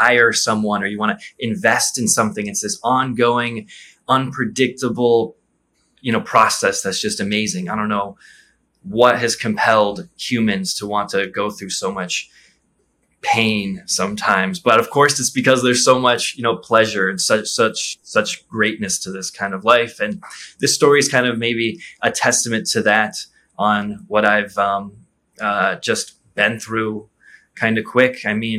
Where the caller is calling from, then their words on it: Rio de Janeiro, Brazil; I'm in Rio de Janeiro, and it's beautiful.